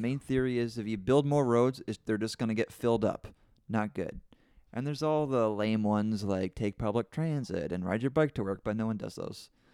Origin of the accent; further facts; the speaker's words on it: Canada; I'm from Canada